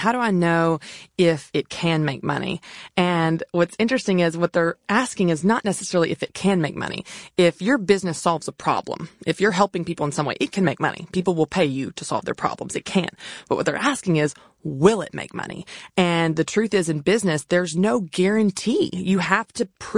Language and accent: English; the South, United States; also born or lived in Tennessee; I wasn't raised on a farm, even though I grew up in the South